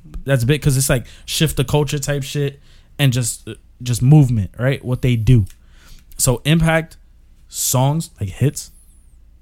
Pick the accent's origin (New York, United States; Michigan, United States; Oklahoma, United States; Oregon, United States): New York, United States; we're from New York